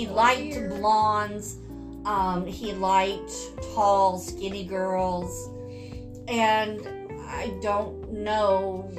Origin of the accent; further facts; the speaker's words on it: India; I'm sorry, okay? I'm Indian.